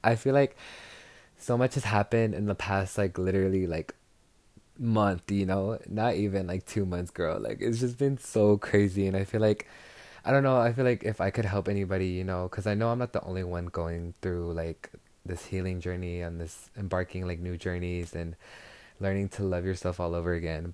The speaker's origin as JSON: {"language": "English", "region": "Texas", "country": "United States", "said": "I'm from Texas, so arriba la raza from Texas"}